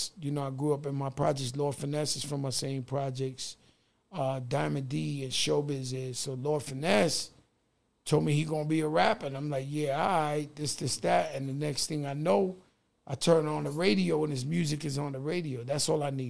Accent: New York City, New York, United States; I grew up in the Bronx

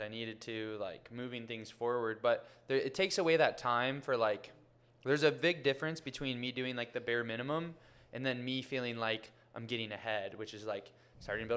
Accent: Ohio, United States; now in Miami, United States; my hometown, which is a small, like 100,000 person city in Ohio

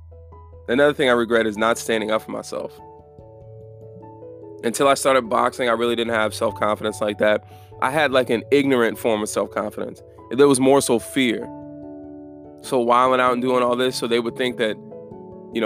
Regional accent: Germany; I'm from Germany

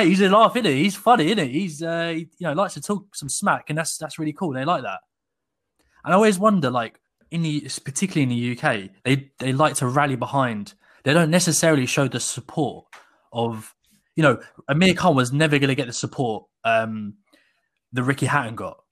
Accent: Sussex, South East England, United Kingdom; I grew up in Sussex, so, like, south of England

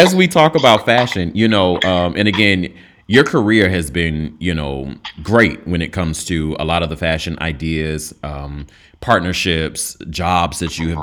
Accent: North Carolina, United States; I'm from North Carolina

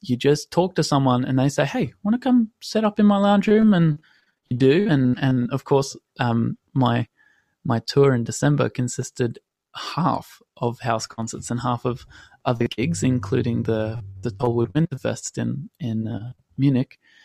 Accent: Australia; also born or lived in London; I'm 22 and I'm from Australia

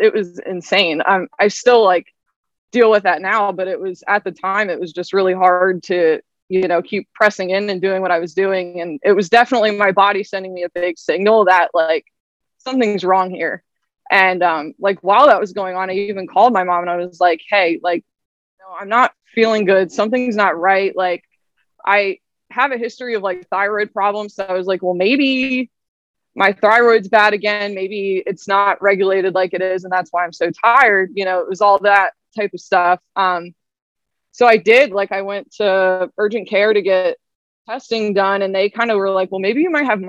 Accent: Lancaster, Pennsylvania, United States; also born or lived in Nashville; So I'm from Lancaster, Pennsylvania area. I've grown up there pretty much my whole life

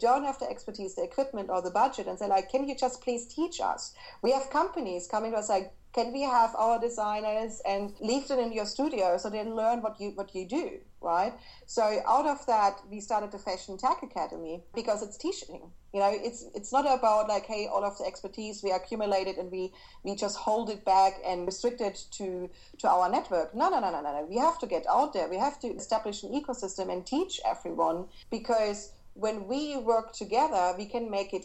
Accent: Berlin, Germany; English is a second language; I'm from Berlin

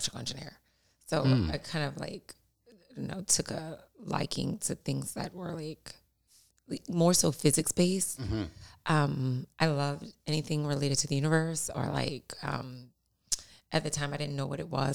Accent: Louisiana, United States; I'm from Louisiana, so cooking was like introduced at 3

